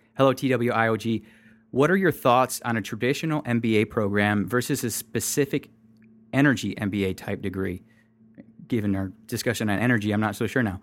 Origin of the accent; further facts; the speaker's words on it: Michigan, United States; I'm from Michigan